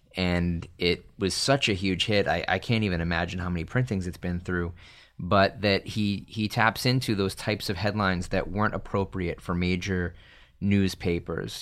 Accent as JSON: {"language": "English", "town": "Salem", "region": "Massachusetts", "country": "United States", "tie": "born or raised there", "said": "I grew up in Salem, Massachusetts"}